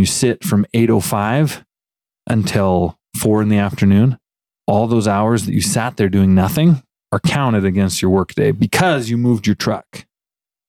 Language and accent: English; Fairfield, Montana, United States; born or raised there; moved away; also born or lived in Lewistown, Montana